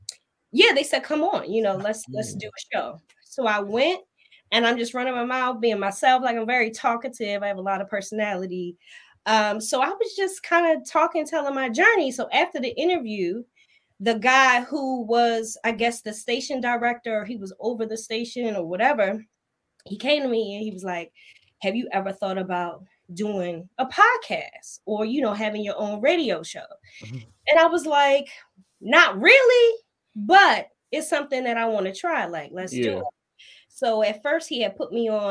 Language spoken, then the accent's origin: English; Baltimore, Maryland, United States; moved away as an adult; now in Dallas, United States; born and raised, generations and generations of family back home in Baltimore